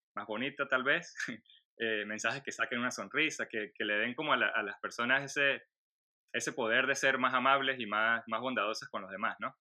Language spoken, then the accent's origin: Spanish; Venezuela; moved away as an adult; also born or lived in Colombia; now in Orlando, United States; nací en Venezuela, vivo ahora en Estados Unidos